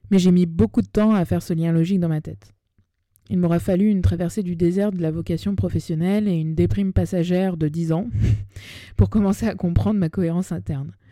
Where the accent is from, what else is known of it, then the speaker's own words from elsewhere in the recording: Paris, Île-de-France, France; j'ai 30 ans, je suis née à Paris, j'ai grandi entre cette ville et sa banlieue, et j'ai donc une affection toute particulière pour elle